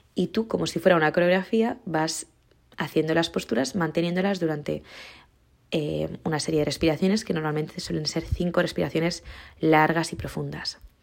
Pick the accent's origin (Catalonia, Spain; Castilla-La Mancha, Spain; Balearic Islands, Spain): Balearic Islands, Spain; Mallorca; now in Madrid, Spain; yo tengo la grandiosísima suerte de ser de Mallorca y de haber nacido en este lugar y de poder tener raíces aquí